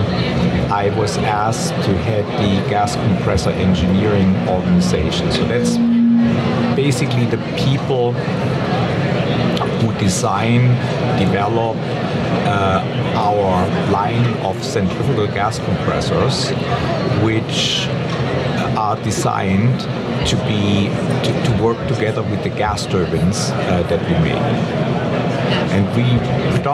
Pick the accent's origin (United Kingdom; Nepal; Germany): Germany; English is a second language; moved away as an adult; now in San Diego, United States; I'm originally from Germany